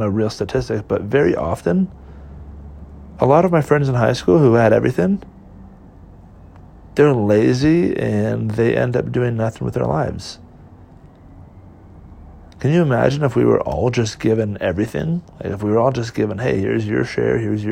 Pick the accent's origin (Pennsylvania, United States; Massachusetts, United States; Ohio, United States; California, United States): California, United States; born or raised there; moved away